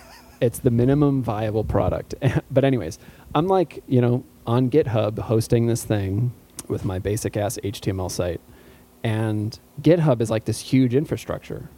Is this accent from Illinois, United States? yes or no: yes; outside of Chicago, Illinois, United States; growing up outside of Chicago